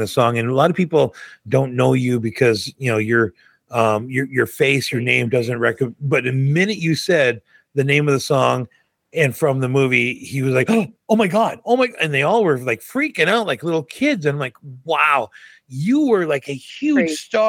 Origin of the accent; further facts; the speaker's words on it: Fargo, North Dakota, United States; I grew up in Fargo, North Dakota. I'm a Midwest guy